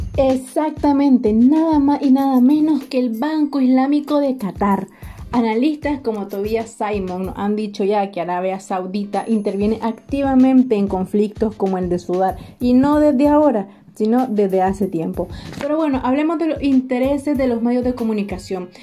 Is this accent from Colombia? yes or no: no; Nicaragua; moved away as an adult; now in Córdoba, Spain; vengo de Nicaragua y actualmente vivo en Córdoba porque estoy haciendo la universidad aquí